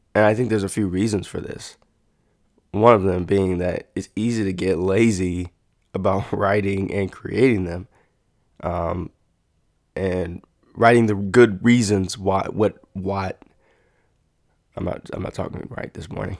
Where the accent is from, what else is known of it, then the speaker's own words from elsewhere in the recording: United States; as an American